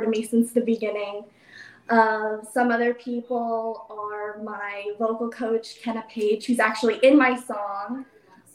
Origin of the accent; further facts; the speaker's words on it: Virginia, United States; I am based in Virginia right now. That's my hometown